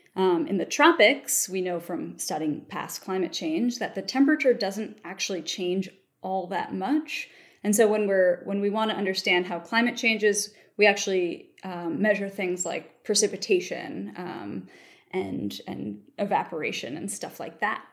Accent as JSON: {"language": "English", "town": "Baltimore", "region": "Maryland", "country": "United States", "also_born_or_lived": "Palisades, New York", "moved": "yes", "said": "I'm from Baltimore, Maryland originally."}